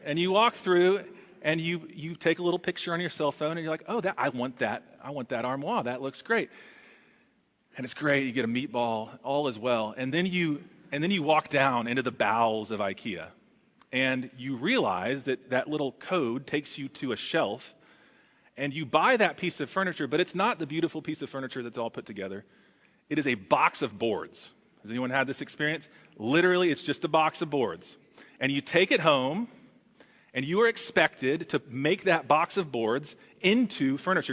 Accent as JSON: {"language": "English", "region": "Texas", "country": "United States", "said": "As a Texan, that's exceptionally in my blood"}